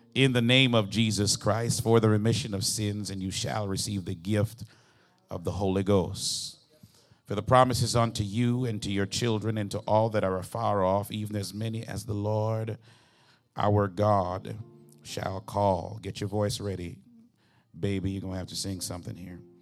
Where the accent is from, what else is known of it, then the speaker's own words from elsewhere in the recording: Jamaica; moved away; I'm originally from Jamaica